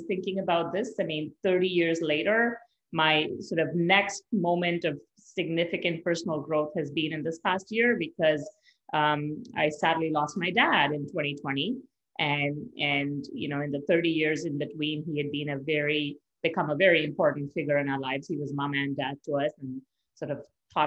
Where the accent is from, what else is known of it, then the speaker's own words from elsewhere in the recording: Mumbai, Maharashtra, India; moved away as an adult; now in Canada; I grew up in India. I was actually born in Canada. But my family then moved back when I was 8 months old. So I spent sort of the majority of my growing years from 8 months to the age of 21 in India